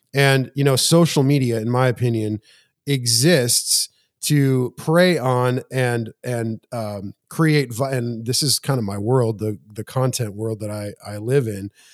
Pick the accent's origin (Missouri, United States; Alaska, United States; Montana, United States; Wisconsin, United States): Montana, United States; moved away; also born or lived in Spring Hill, Tennessee; I'm from Montana